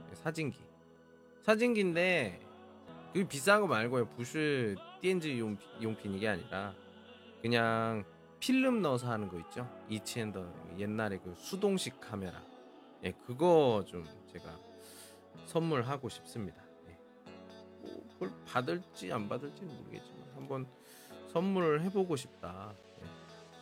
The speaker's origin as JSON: {"language": "Korean", "country": "South Korea", "moved": "as an adult", "lives_now": "China", "said": "저는 한국 사람이니까"}